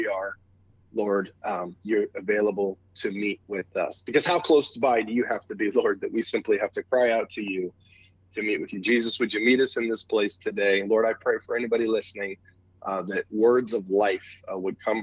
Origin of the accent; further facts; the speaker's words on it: California, United States; moved away as an adult; also born or lived in Phoenix, Arizona; now in Warrenton, Missouri, United States; I'm a West Coast guy. I was born and raised in California, spent a couple of years in Phoenix